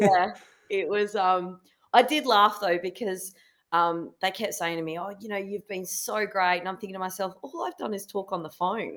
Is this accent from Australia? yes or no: yes; Kalgoorlie, Western Australia, Australia; also born or lived in Perth; I was born and bred in Kalgoorlie, um, in Western Australia